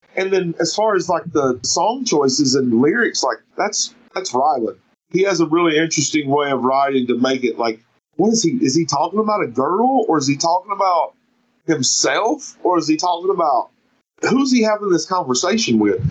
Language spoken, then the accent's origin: English; United States; also born or lived in Seattle, United States / North Carolina, United States; now in South Carolina, United States; I'm from the Carolinas. It's hard for me to claim one or the other. I live in South Carolina right now, but I got a North Carolina tattoo on my wrist, and I'm a Tar Heel till